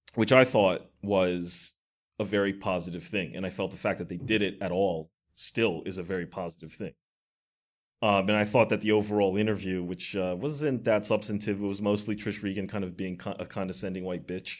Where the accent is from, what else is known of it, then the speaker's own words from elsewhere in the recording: United States; as an American